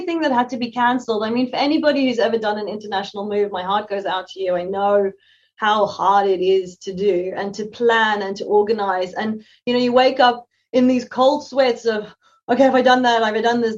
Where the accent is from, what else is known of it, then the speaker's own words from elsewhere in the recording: South Africa; moved away as an adult; also born or lived in London, United Kingdom; now in Brisbane, Australia; being a South African Having a green passport